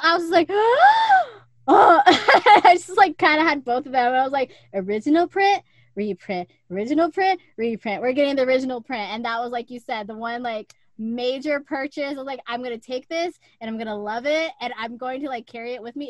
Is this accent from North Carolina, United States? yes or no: no; San Antonio, Texas, United States; also born or lived in El Paso; I do remember the last house before we moved from El Paso to San Antonio.